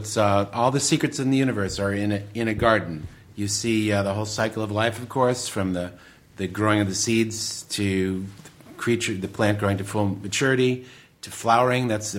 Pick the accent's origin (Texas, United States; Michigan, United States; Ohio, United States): Michigan, United States; Detroit; But I've always been a gardener ever since I grew up in Detroit, Michigan.